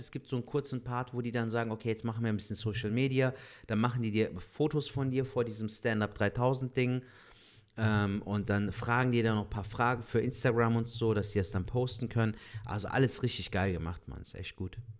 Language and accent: German; Cologne, North Rhine-Westphalia, Germany; wir als Kölner